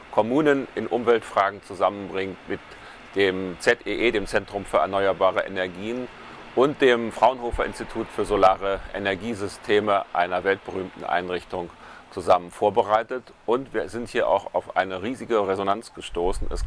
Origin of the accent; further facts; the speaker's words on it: Freiburg, Baden-Württemberg, Germany; Ich möchte heute berichten von einem Ereignis, das am 6. und 7. November in meiner Heimatstadt Freiburg stattgefunden hat.